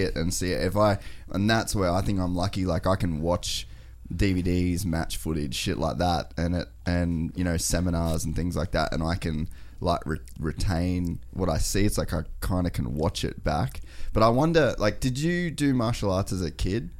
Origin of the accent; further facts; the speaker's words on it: Cairns, Queensland, Australia; now in Gold Coast, Australia; we, we grew up in Cairns